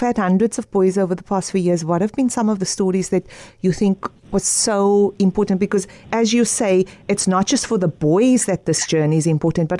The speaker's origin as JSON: {"language": "English", "town": "Cape Town", "region": "Western Cape", "country": "South Africa", "said": "I am from the Cape Flats"}